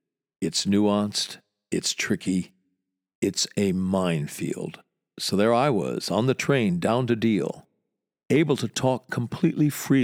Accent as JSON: {"language": "English", "country": "United States", "moved": "yes", "lives_now": "London, United Kingdom", "said": "It is an enormous privilege being an American here."}